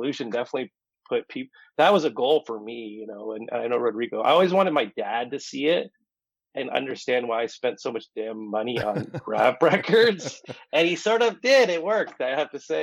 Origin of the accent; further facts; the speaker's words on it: outside Windsor, Ontario, Canada; now in Toronto, Canada; I'm not from Windsor, but I'm from outside Windsor. So that's where I get my music from. I'm not a Toronto kid